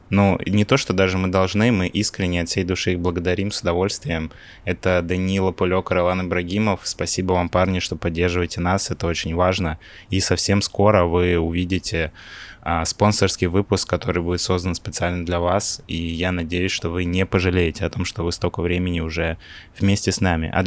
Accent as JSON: {"language": "Russian", "town": "Pavlodar", "region": "Pavlodar Region", "country": "Kazakhstan", "tie": "born there", "said": "Я, конечно, понимаю, что я родился не в России, но я к такому повороту, честно, был не готов сейчас."}